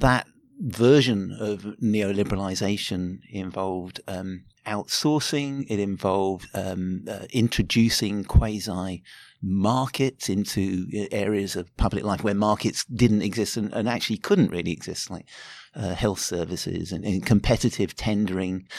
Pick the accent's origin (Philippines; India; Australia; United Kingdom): United Kingdom; moved away as an adult; now in Auckland, New Zealand; I grew up in Britain and was living there in the eighties